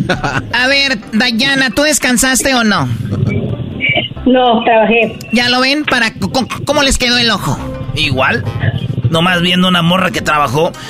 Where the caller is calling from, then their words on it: Los Angeles, California, United States; de Los Ángeles.